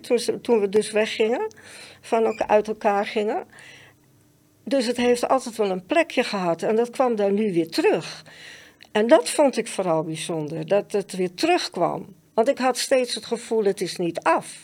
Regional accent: Amsterdam, North Holland, Netherlands; Ik ben geboren en getogen in Amsterdam

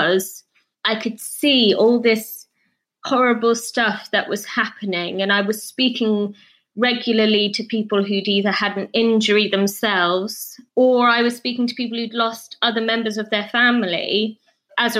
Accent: Scotland, United Kingdom; where I was brought up in Scotland.

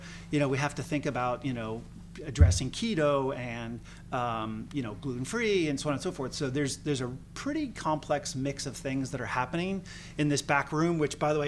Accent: Northeast, United States; as a soccer player growing up in the Northeast

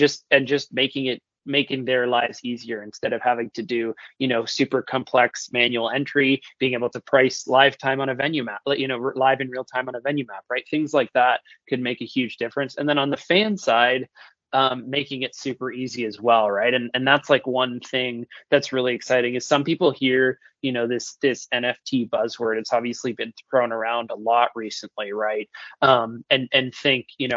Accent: Toronto, Ontario, Canada; moved away; also born or lived in Orlando; I'm originally born and raised in Toronto

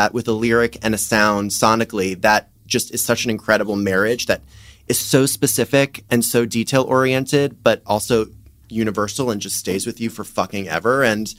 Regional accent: Miami, Florida, United States; now in Los Angeles, United States; my family, we're from Florida, I'm from Miami, but we're Brooklyn Jews

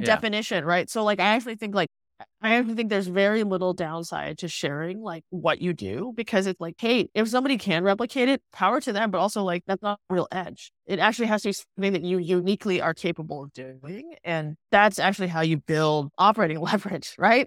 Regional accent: Singapore; moved away; I grew up in Singapore, I hadn't lived in Singapore for twenty years

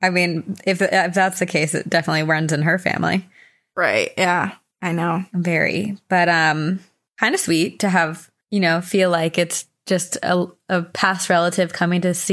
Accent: Buffalo, New York, United States; now in Newfane, United States; I am originally from Buffalo, New York, and now live in Newfane, New York, a town off of Lake Ontario.

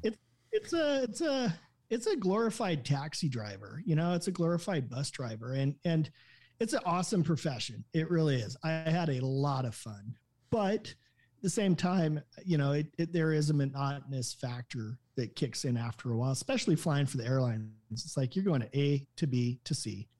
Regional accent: Salem, Oregon, United States; originally I was born in Salem, Oregon, the Willamette Valley.

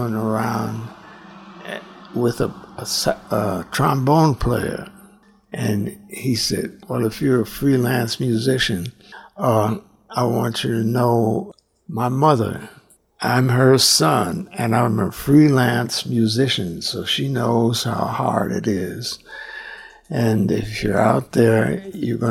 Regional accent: Chicago, Illinois, United States; I'm from Chicago

